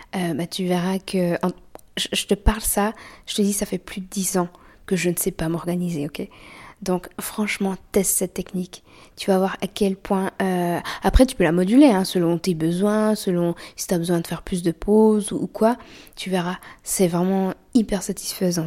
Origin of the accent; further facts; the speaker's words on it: Switzerland; On est suisse